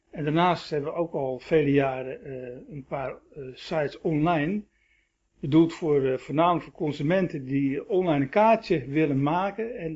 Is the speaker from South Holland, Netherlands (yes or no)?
yes; Rotterdam, South Holland, Netherlands; born there; also born or lived in Schagen; nou, de achtergrond is dat eh, ik ben geboren in Rotterdam.